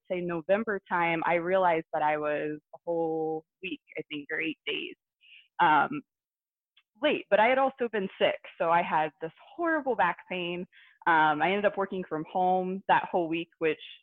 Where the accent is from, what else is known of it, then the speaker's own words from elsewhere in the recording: Southwest Ohio, United States; I'm actually from Southwest Ohio area